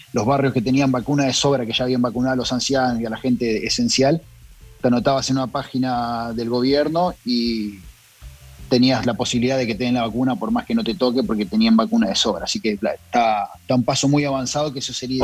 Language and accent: Spanish; Argentina; now in Los Angeles, United States; yo y Burton, que somos el bajista y Burton es el guitarrista, somos los argentinos